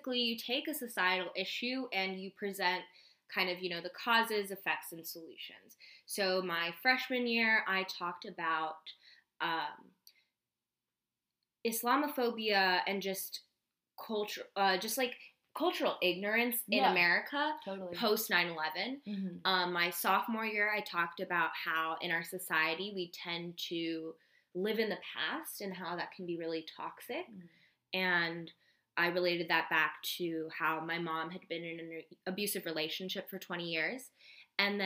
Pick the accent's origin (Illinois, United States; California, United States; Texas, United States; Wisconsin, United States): California, United States; Bay Area; we grew up in the Bay Area